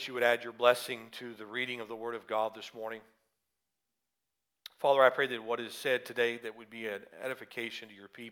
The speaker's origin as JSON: {"language": "English", "region": "the South", "country": "United States", "accent": "southern", "moved": "yes", "said": "my southern accent may come out more after having spent time with them"}